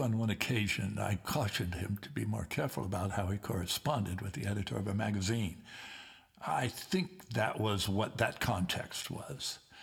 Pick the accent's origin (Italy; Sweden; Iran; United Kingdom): United Kingdom; Liverpool, North West England; moved away; Keith Briffe and I come from the Liverpool area